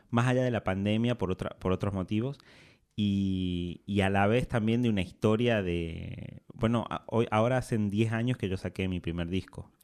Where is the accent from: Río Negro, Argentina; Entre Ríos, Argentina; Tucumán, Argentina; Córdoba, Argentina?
Tucumán, Argentina; Simoca; moved away as an adult; me fui de Simoca, que queda a 50 kilómetros de la capital, a la capital de Tucumán a estudiar